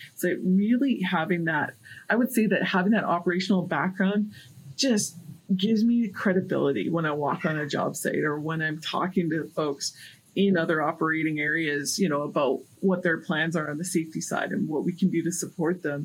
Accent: Prince Albert, Saskatchewan, Canada; my hometown is in Saskatchewan, and some from the north, from Prince Albert area

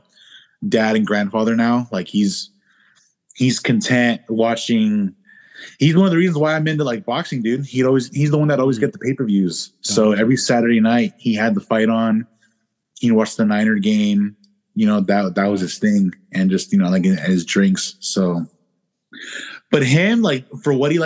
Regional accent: California, United States; also born or lived in Paso Robles, California / San Luis Obispo, California; I live here right now. I grew up down here. I know the area. I have family

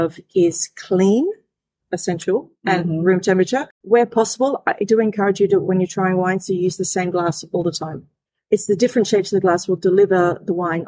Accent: Australia; I'm Australian, born and bred in Australia

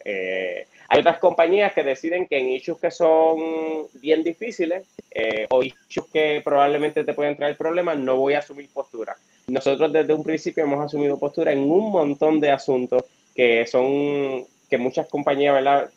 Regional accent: Florida, Puerto Rico; soy del municipio de Florida, me crié toda mi vida en Florida

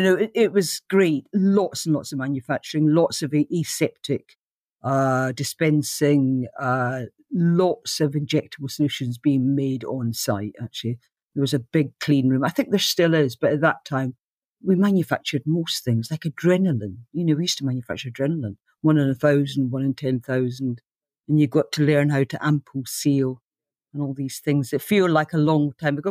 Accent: Aberdeen, Scotland, United Kingdom; moved away as an adult; also born or lived in London; I came from Aberdeen, which is like, uh, Gotham City in the north

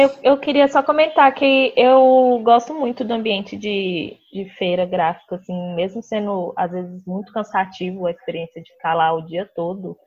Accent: Belo Horizonte, Minas Gerais, Brazil; sou de Belo Horizonte

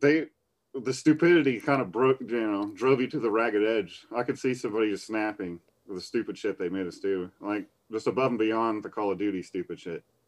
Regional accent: Battle Creek, Michigan, United States; Battle Creek Federal Center, my hometown

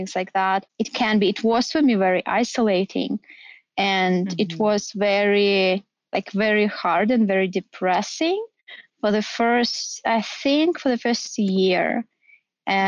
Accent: Kemerovo, Kemerovo Oblast, Russia; moved away as an adult; also born or lived in Moscow / San Francisco; now in Los Angeles, United States; Originally, I'm from Kemerovo. It's a town in Siberia.

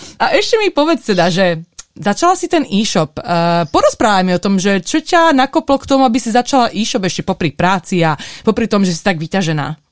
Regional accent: Slovakia; also born or lived in England; now in United States; ja som zo Slovenska

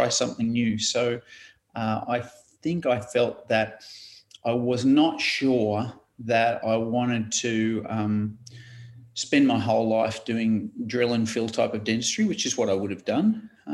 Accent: Queensland, Australia; moved away as an adult; now in Wollongong, Australia; growing up in Queensland, I went to UQ in at St. Lucia in Brisbane

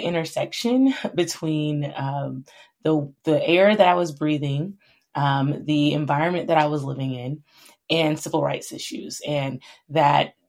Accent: central Florida, United States; I grew up in the South originally in Florida, in a more rural community in the central part of Florida.

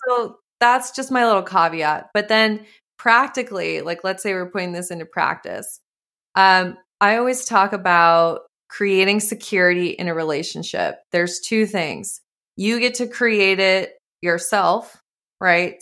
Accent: Montana, United States; moved away; also born or lived in California; I grew up in Montana

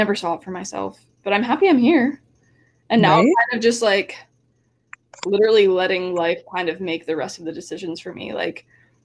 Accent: New Jersey, United States; moved away as an adult; also born or lived in New York / New Haven; now in Los Angeles, United States; I'm born and raised in New Jersey

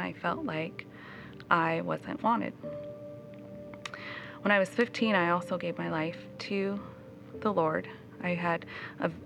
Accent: Chinook, Montana, United States; I was raised in Chinook, Montana. My parents, we moved there when I was about 5 years old.

